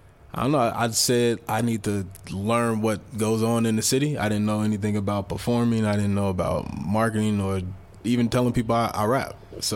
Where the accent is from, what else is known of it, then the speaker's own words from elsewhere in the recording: Chicago, Illinois, United States; moved away; also born or lived in Hammond, Indiana; I'm from Chicago. Grew up on the South Side. My mom moved us to Hammond, Indiana when I was 12.